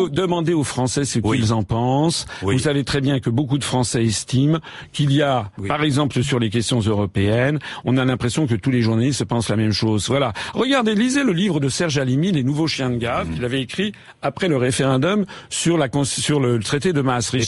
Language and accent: French; France; je suis français.